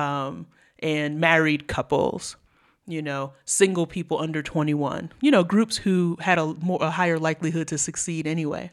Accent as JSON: {"language": "English", "town": "New York City", "region": "New York", "country": "United States", "tie": "born or raised there", "said": "I'm from New York City public schools."}